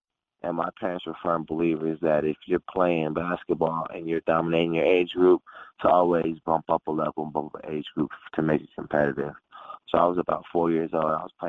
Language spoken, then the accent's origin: English; Phoenix, Arizona, United States; Phoenix, Arizona.